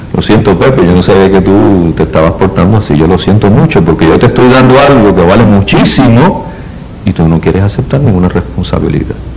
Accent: Puerto Rico; vivimos en Puerto Rico

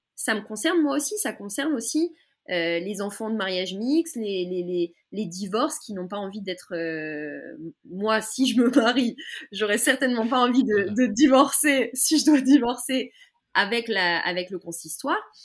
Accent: France; moved away as an adult; now in Israel; quand on a grandi en France

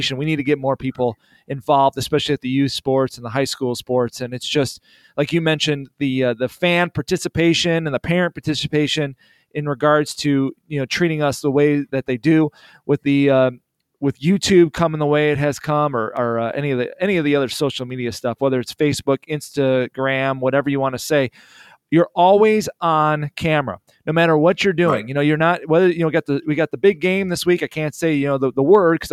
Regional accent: Illinois, United States; I'm from Illinois

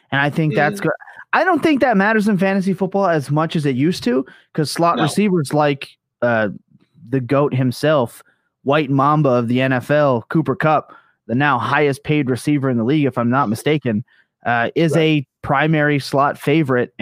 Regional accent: Canada; I'm Canadian

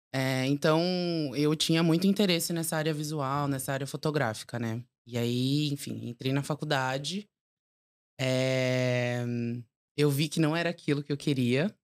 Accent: São Paulo, Brazil; nasci e cresci em São Paulo

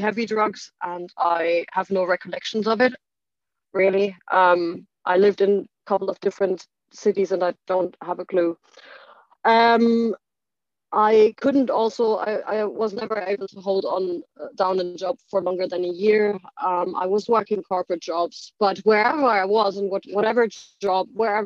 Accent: Germany; moved away as an adult; also born or lived in Ireland / United Kingdom; I obviously grew up in Germany. So I grew up in Germany

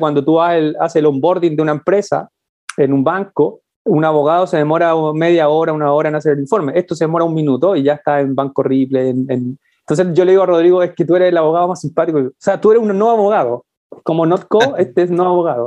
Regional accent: Chile; yo digo que soy latinoamericano porque, porque me lo paso mucho fuera de Chile

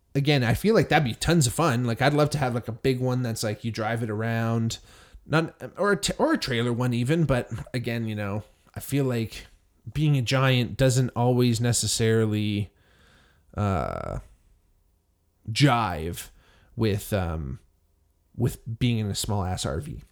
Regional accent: Hamilton, Ontario, Canada; growing up in Hamilton, Ontario

